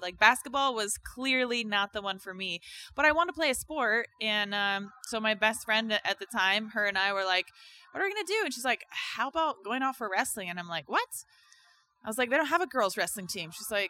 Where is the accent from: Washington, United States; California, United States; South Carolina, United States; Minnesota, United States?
Washington, United States; Tacoma; So I was born in Tacoma, Washington. {S0} Okay. {S2} I grew up there as a, I don't know, outdoorsy sort of tomboy girl.